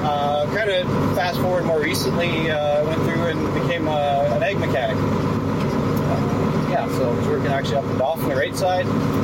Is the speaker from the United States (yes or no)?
no; Melita, Manitoba, Canada; also born or lived in Dauphin, Manitoba; Now, I'm originally from Melitta, Manitoba, kind of born and raised. A bit of a transplant to Dauphin, finished some high school up there.